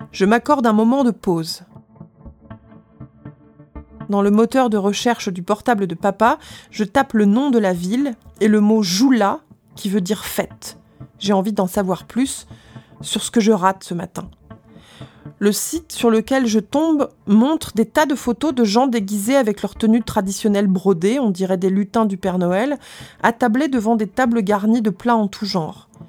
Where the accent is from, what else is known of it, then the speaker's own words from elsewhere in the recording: France; euh, je suis français, je ne parle pas ta langue